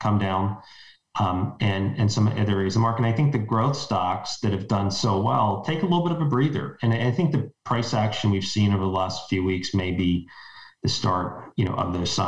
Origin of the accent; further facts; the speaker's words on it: Ohio, United States; moved away as an adult; now in New York, United States; I grew up in Ohio, spent my first 25 years there